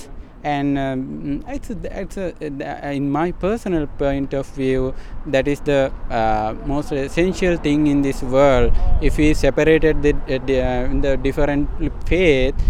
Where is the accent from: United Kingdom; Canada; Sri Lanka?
Sri Lanka; now in Rockville, United States; We are from Sri Lanka